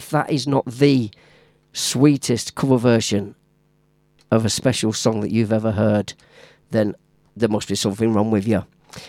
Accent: Leicester, East Midlands, United Kingdom; Stanley Samuel from my hometown, Leicester Town.

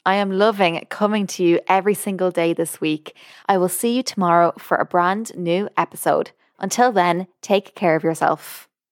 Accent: Ireland; moved away as an adult; now in United States; I'm Irish. I've only lived in America for over a year

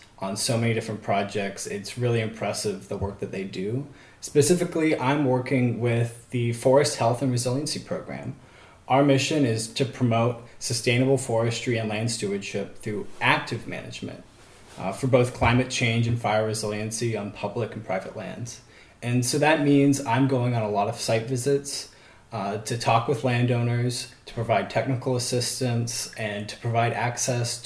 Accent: Eureka, California, United States; I grew up in Eureka in Humboldt County

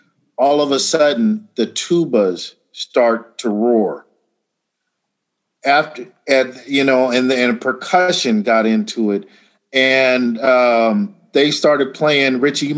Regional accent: Los Angeles, California, United States; growing up

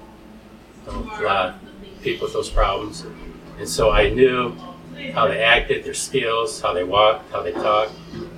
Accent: Cedar Rapids, Iowa, United States; also born or lived in Springville, Iowa; I grew up in Cedar Rapids.

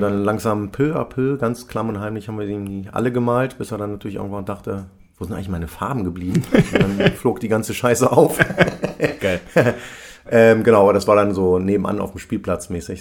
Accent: Braunschweig, Lower Saxony, Germany; moved away as an adult; now in Hamburg, Germany; Ursprünglich bin ich aus Braunschweig, ist ja nicht weit von Hannover, bin aber Ende der 90er schon ähm, nach Hamburg gegangen

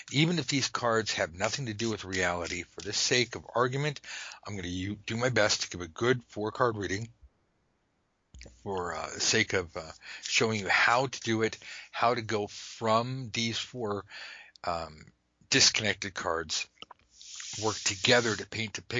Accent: United States; I say that as an American

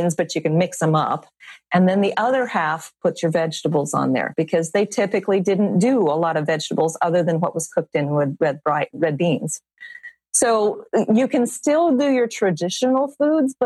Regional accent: South Louisiana, United States; I'm from South Louisiana

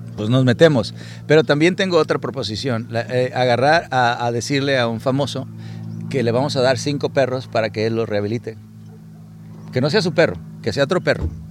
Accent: Sinaloa, Mexico; moved away as an adult; now in United States; Yo crecí en Sinaloa

